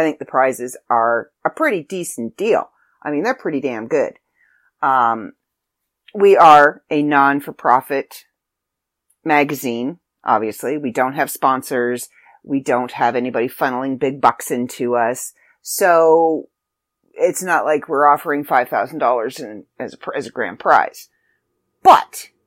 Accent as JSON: {"language": "English", "country": "Canada", "said": "I'm Canadian"}